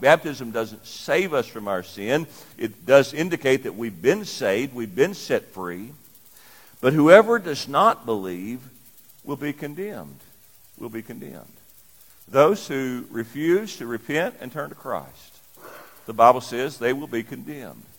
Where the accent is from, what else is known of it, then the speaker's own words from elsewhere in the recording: Lyon County, Kentucky, United States; moved away as an adult; also born or lived in Indianapolis, Indiana; I grew up in Lyon County, Kentucky, but worked in Indianapolis for a number of years